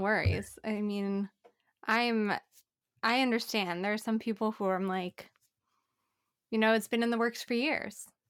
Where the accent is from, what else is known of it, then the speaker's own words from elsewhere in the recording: Phoenix, Arizona, United States; now in Portland, United States; I'm from Arizona